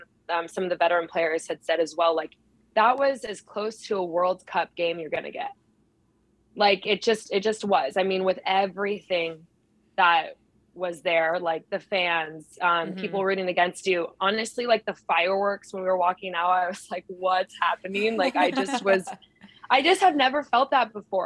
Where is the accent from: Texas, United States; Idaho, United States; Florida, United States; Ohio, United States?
Idaho, United States; moved away as an adult; also born or lived in Chicago / Houston; now in Tacoma, United States; I'm from Idaho